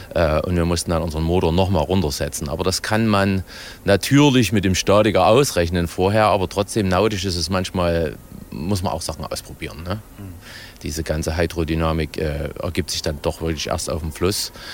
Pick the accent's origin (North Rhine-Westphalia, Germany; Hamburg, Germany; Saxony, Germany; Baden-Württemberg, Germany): Saxony, Germany; Ore Mountains; als Erzgebirgler